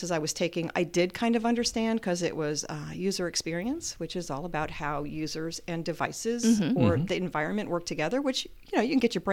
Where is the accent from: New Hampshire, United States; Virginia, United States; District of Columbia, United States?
Virginia, United States; Northern; moved away as an adult; now in Muncie, United States; I spent most of my youth in the Northern Virginia area, so Metro D.C. area.